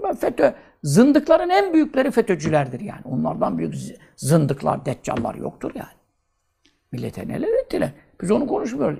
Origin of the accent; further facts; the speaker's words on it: Görele, Giresun, Turkey; Ben göreleliyim